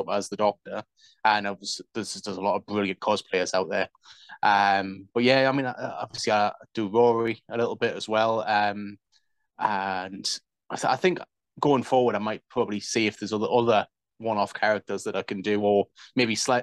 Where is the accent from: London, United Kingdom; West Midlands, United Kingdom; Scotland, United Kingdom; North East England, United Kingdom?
North East England, United Kingdom; the Northeast; moved away; I'm originally from the Northeast.